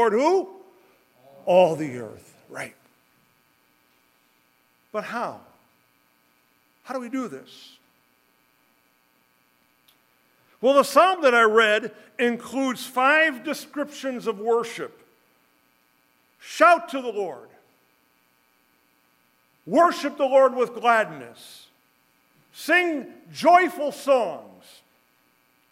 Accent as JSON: {"language": "English", "town": "Berwyn", "region": "Illinois", "country": "United States", "tie": "born or raised there", "said": "I was raised in the Ebenezer Christian Reformed Church in Berwyn, old Dutchman"}